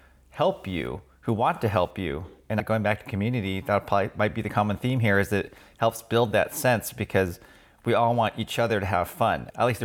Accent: Sunnyvale, California, United States; I was born in the Bay Area, Sunnyvale, native

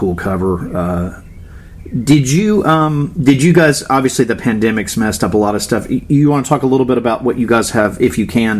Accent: Florida, United States; I grew up in Florida.

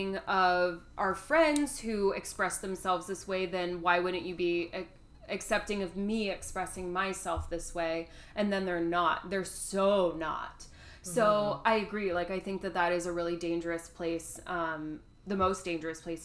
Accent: Georgia, United States; I grew up in Georgia where a lot, and I grew up as like a theater kid in Georgia

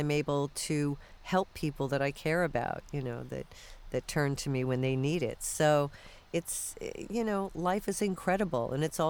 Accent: Florida, United States; also born or lived in New York / Texas / Michigan; So I was born in New York, but we moved by like fourth grade to Florida. Then we went to live in Texas.

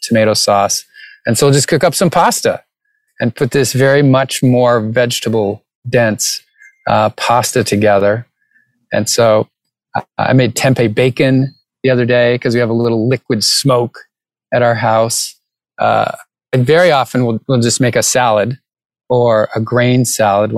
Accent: New England, United States; I grew up in New England

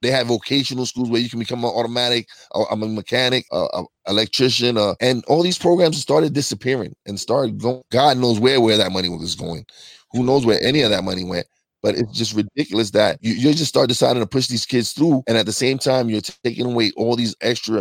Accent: New York, United States; now in Tobyhanna, United States; I'm from New York and I have family that I keep in contact frequently

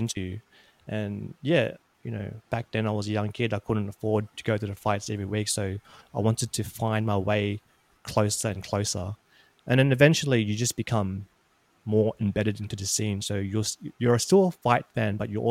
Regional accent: Australia

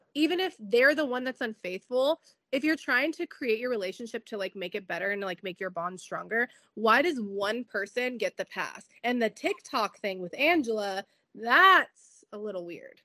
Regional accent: San Diego, California, United States; San Diego look real bad, and that's my hometown

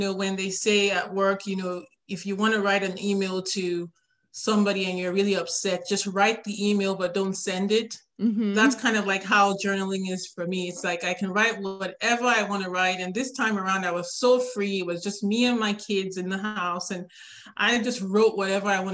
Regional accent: Nigeria; now in Atlanta, United States; I live in Atlanta, Georgia with my three children, and I'm originally from Nigeria in West Africa

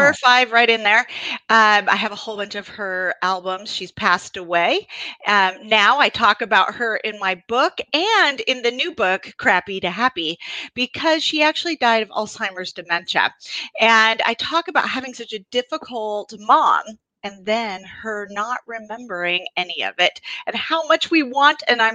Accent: Los Angeles, California, United States; I was born in California, in Van Nuys, California

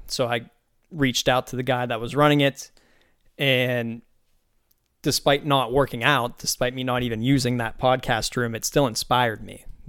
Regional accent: Pittsburgh, Pennsylvania, United States; now in Tampa, United States; growing up in Pittsburgh

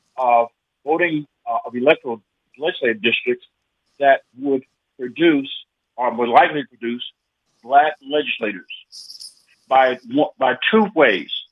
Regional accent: the South, United States; I'm from the South, born in the South, raised in the South

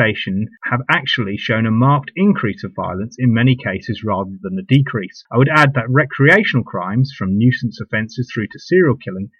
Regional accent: United Kingdom; the UK, my home country

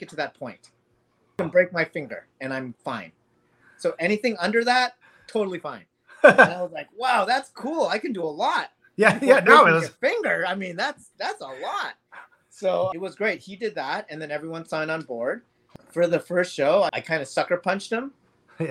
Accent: Los Angeles, California, United States; born or raised there; also born or lived in Indonesia

